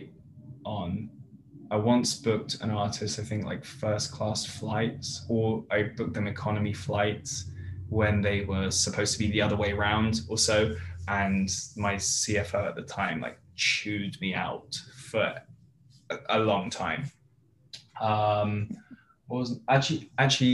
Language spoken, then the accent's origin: English; United Kingdom; moved away as an adult; now in Los Angeles, United States; being a Brit